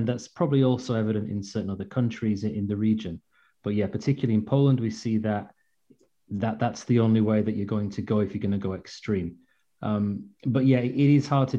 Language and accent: English; York, Yorkshire and the Humber, United Kingdom; moved away as an adult; also born or lived in Ukraine; now in Tartu, Estonia; I'm from the UK, I'm from York